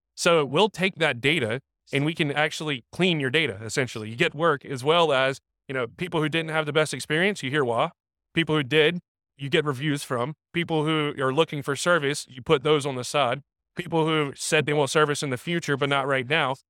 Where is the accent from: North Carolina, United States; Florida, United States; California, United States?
North Carolina, United States; Raleigh; I'm from the Raleigh area